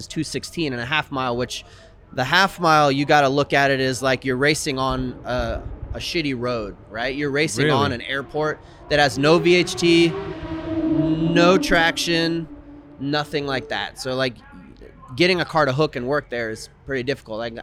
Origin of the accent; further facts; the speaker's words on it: Dominican Republic; now in Northwest, United States; I grew up in the Dominican Republic